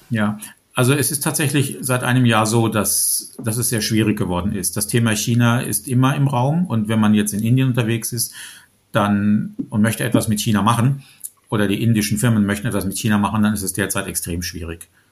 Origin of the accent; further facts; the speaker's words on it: Germany; als Deutsche